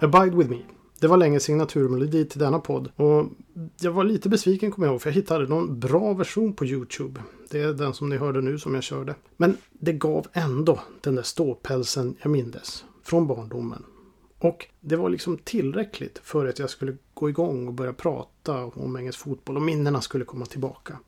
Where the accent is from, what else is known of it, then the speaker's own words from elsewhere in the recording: Boden, Norrbotten County, Sweden; hemma i Boden